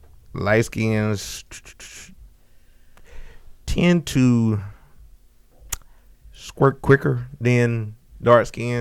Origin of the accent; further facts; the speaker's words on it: Opelousas, Louisiana, United States; I grew up in Opelousas